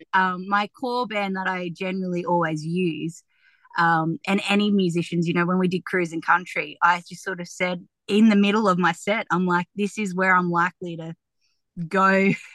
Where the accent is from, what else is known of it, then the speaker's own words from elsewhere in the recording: Tamworth, New South Wales, Australia; I'm really proud of my community and where I've grown up